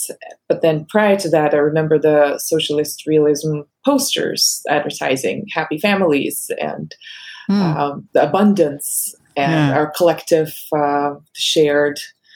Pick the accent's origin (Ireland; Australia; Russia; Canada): Russia; English is a second language; moved away as an adult; now in United States; I grew up with Beverly Hills 90210 dubbed in Russian